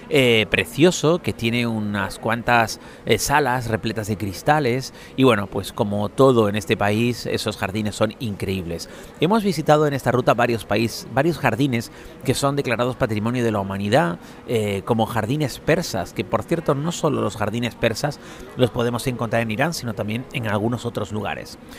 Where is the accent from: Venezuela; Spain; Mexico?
Spain; somos de España, España